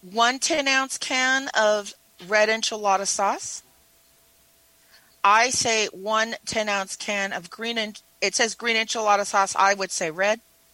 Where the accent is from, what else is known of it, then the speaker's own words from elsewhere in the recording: Carson, California, United States; Okay, I'm sorry. I'm from Carson, California.